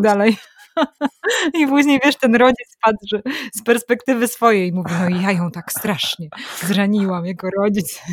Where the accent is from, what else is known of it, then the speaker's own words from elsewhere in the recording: Warmian-Masurian Voivodeship, Poland; pochodzę z Warmii